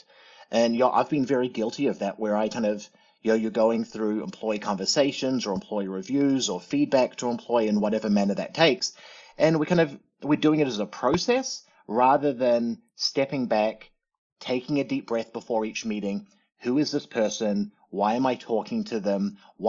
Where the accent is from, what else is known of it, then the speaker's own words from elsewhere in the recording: New Zealand; also born or lived in Arizona; now in United States; you can probably hear the fact that I'm a bit of a funny talker. Born and raised in New Zealand, but grew up here in the States the last 30 years